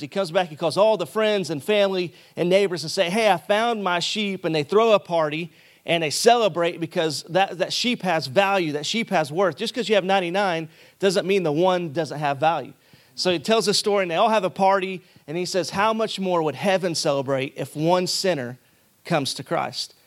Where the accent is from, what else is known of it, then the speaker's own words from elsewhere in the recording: Arkansas, United States; moved away as an adult; I'm from Arkansas, and so we like to draw out certain words and then smash together other words.